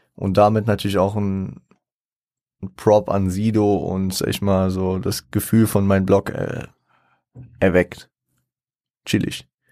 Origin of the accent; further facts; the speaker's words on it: Frankfurt, Hesse, Germany; ich komme aus Frankfurt